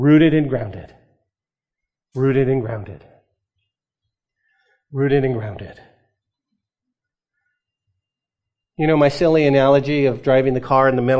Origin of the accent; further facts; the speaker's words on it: New Mexico, United States; Growing up in New Mexico, when I was a kid, we weren't given allowance